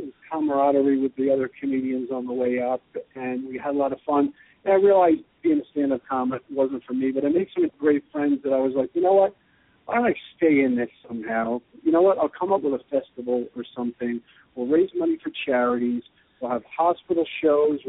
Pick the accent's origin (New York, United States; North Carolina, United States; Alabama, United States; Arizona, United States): New York, United States; moved away as an adult; now in Austin, United States; being in New York my whole life